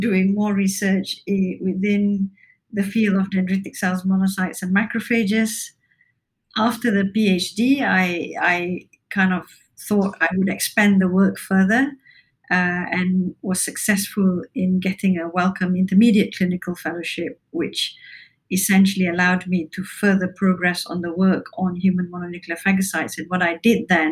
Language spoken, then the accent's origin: English; Malaysia; moved away as an adult; also born or lived in Cambridge, United Kingdom; now in Newcastle, United Kingdom; I spent the early years of my life growing up in Malaysia and then came to the UK to study medicine.